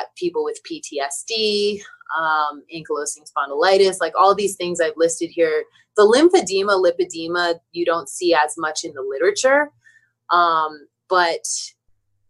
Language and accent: English; Maryland, United States; I'm from Maryland.